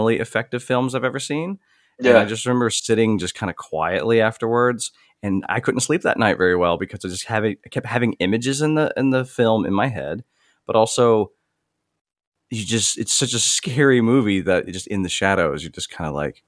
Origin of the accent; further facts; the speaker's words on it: the South, United States; As a Southerner